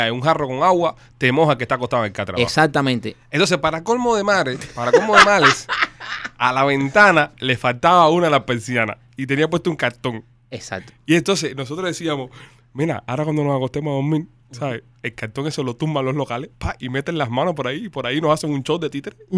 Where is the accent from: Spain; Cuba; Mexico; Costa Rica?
Cuba; moved away; Yo no vi una escalera de caracol desde que, vine de Cuba.